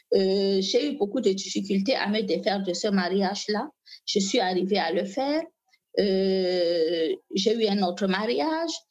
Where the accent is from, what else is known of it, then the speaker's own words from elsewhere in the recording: Maroua, Far North, Cameroon; French is a second language; je viens du Grand Nord Cameroun, plus précisément de la ville de Maroua